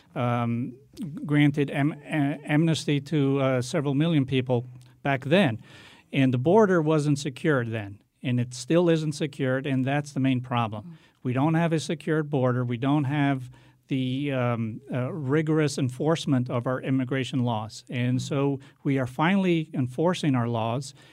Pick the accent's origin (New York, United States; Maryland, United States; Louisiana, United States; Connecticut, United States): Connecticut, United States; Hartford; also born or lived in Portugal / Meriden; I grew up in Hartford, went to all, all the public schools there